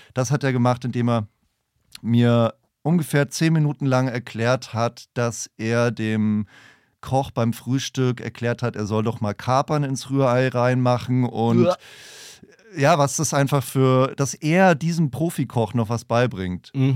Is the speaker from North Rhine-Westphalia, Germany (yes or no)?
no; a small town in northern Bavaria, Germany; moved away; Dafür bin ich zurück in meine Heimatstadt gefahren, ähm, kleines Städtchen im Norden Bayerns